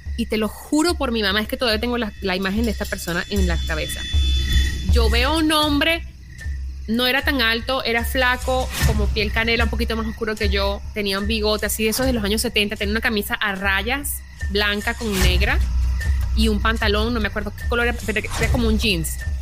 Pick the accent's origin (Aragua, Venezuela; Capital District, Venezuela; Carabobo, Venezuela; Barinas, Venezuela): Capital District, Venezuela; Caracas; moved away; yo vengo de Caracas, que es bien peligroso.